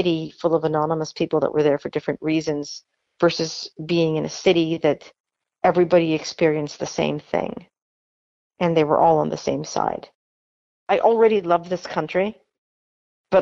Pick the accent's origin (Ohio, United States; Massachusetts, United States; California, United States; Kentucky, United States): California, United States; Los Angeles; also born or lived in Philippines; a childhood that was kind of anonymous growing up in Los Angeles in the United States